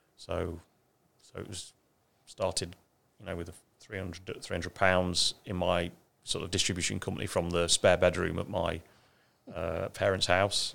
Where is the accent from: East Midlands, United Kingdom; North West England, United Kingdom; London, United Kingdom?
East Midlands, United Kingdom; Ashby-de-la-Zouch; moved away; I come from a little town that we call Ashby